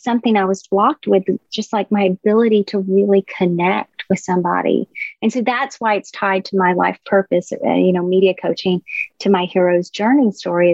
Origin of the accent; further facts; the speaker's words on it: the South, United States; I grew up in the South